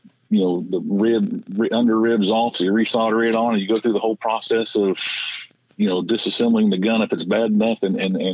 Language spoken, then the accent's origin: English; Tennessee, United States; I am from Tennessee